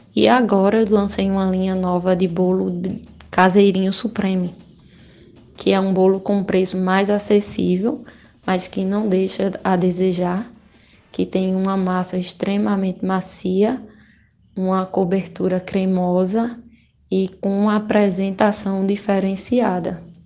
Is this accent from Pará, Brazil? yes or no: no; Sertânia, Pernambuco, Brazil; eu sou de Sertânia